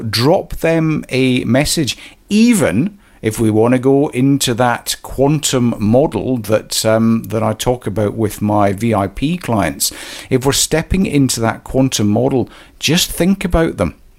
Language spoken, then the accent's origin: English; Scotland, United Kingdom; moved away as an adult; also born or lived in Canada; I was born uh, in Scotland, a wee village